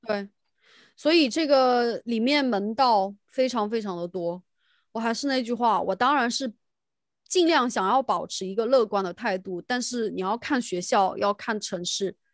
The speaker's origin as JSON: {"language": "Chinese", "country": "China", "moved": "yes", "lives_now": "United Kingdom", "said": "就我们在大陆叫语文嘛"}